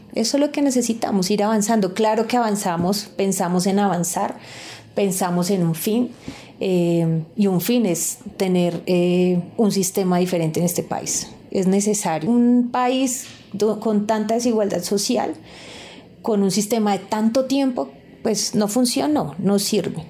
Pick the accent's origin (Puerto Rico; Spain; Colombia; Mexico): Colombia; somos nosotros y nosotras como colombianos